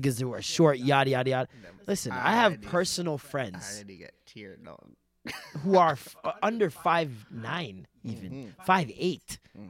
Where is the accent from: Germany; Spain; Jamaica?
Jamaica; And as a Jamaican